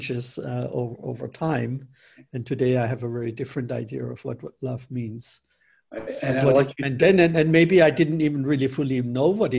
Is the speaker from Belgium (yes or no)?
no; Germany; moved away; also born or lived in Northern California; where I grew up in Germany